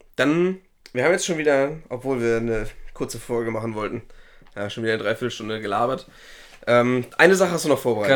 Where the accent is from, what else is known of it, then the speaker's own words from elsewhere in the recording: Schleswig-Holstein, Germany; bei uns in Schleswig-Holstein